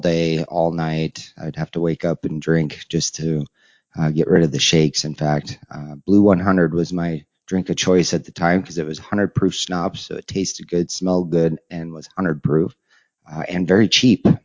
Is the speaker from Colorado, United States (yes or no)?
yes; Colorado, United States; moved away as an adult; also born or lived in Nebraska; I had actually taken off from Colorado, my hometown area